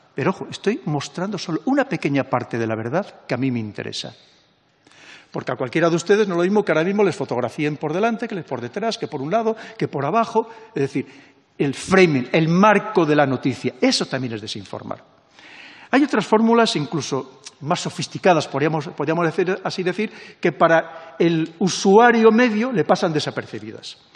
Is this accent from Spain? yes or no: yes; Spain